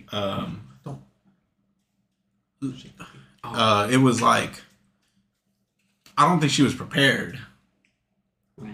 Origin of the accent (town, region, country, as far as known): California, United States